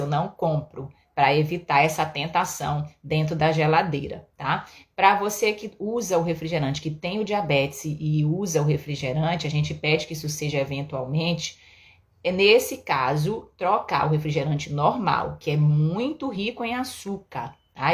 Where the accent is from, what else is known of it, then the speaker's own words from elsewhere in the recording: Belém, Pará, Brazil; moved away; lá em Belém, na minha terra